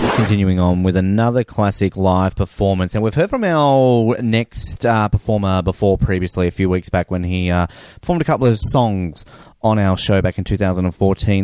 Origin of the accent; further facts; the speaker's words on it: Australia; now in Kansas, United States; I'm Australian